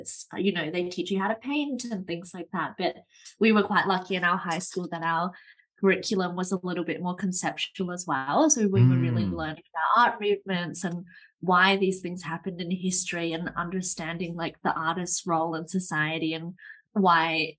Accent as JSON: {"language": "English", "country": "Australia", "moved": "yes", "lives_now": "Amsterdam, Netherlands", "said": "I'm originally from Australia. And now I live here in Amsterdam in the Netherlands"}